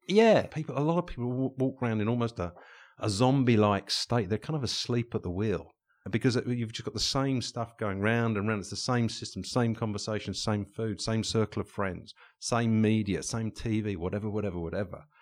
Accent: England, United Kingdom; back in the day when we were, were, uh, growing up in England

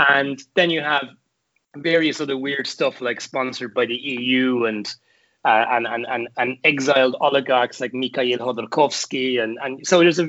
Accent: Carlow, Leinster, Ireland; in Carlo, my hometown

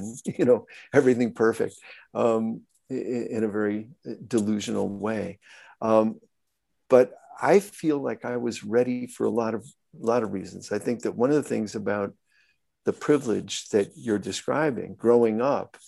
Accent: Glen Ellyn, Illinois, United States; I grew up in Glen Ellyn, Illinois.

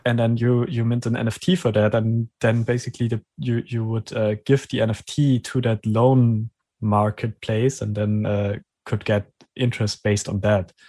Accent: Germany; English is a second language; I'm from Germany

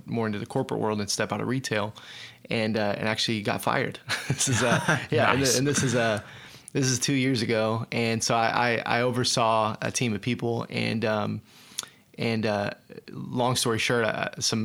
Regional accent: Tulsa, Oklahoma, United States; Born and raised in Tulsa. Always been Oklahoman.

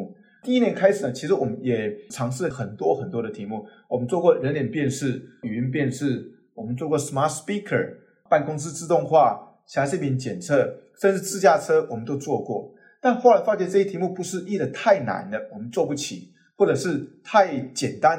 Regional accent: southern Taiwan, Taiwan; also born or lived in Taipei; 那我自己是啊台湾南部长大。那后来高中跟大学就在台北念书。

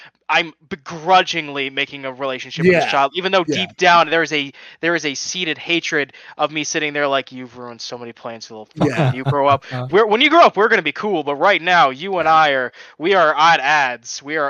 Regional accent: Tacoma, Washington, United States; now in Redford, Michigan, United States; I am from Tacoma, Washington, about an hour outside of Seattle.

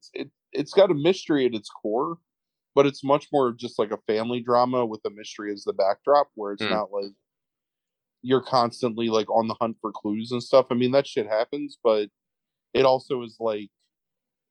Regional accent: Philadelphia area, Pennsylvania, United States; growing up in the Philadelphia area, like, just south of it

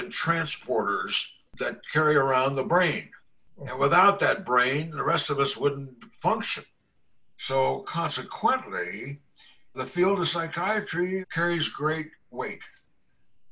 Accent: the West, Arizona, United States; We're from the West and we're tough people out here

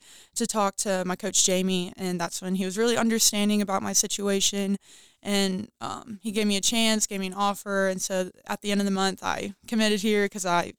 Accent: Bowling Green, Kentucky, United States; I'm from Bowling Green, Kentucky

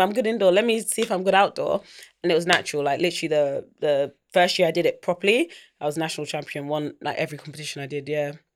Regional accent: London, United Kingdom; also born or lived in United States; I grew up in East London.

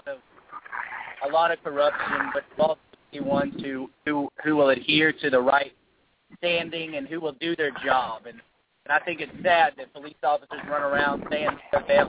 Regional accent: Hot Springs, Arkansas, United States; I'm from Hot Springs, Arkansas.

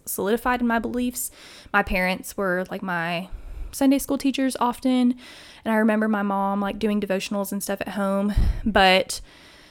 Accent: Tennessee, United States; also born or lived in Miami, Florida; I was raised in Tennessee.

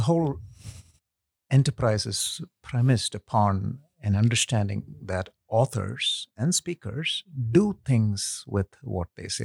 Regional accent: India; moved away as an adult; also born or lived in Kuwait; now in United States; I'm ethnically Indian, uh, but I was actually born in Kuwait, where my father was working. And when he retired, we moved back to India, lived there for about ten something years, came to the U S for school

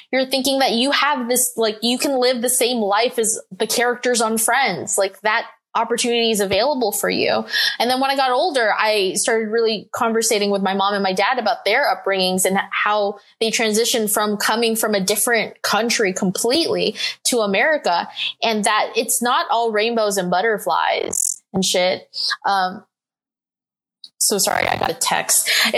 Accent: Philippines; it felt like sort of gross and dirty to be like, I'm Filipino.

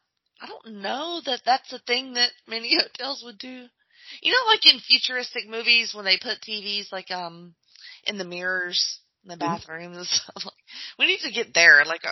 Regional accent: Alabama, United States; I am from Alabama

